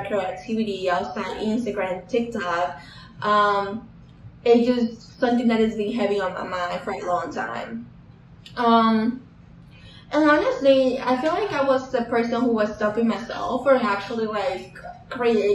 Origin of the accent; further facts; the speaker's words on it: Dominican Republic; now in North Carolina, United States; I was born and raised in Dominican Republic.